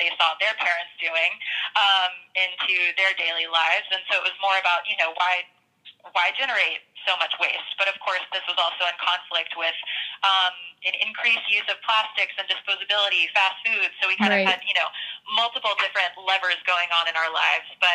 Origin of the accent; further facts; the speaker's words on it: the South, United States; I grew up in the South in a rural town, playing outside a lot in the woods.